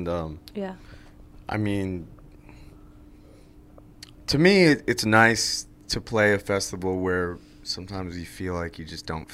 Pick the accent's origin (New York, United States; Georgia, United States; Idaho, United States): New York, United States; Greenwich; are from a very small town that's probably not even dotted on a map, called Greenwich, New York